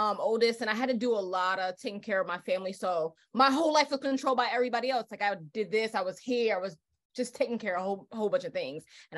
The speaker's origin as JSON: {"language": "English", "town": "Paterson", "region": "New Jersey", "country": "United States", "tie": "born or raised there", "moved": "yes", "lives_now": "Philadelphia, United States", "said": "I'm from North Jersey, from Patterson, and I'm living here in Philly"}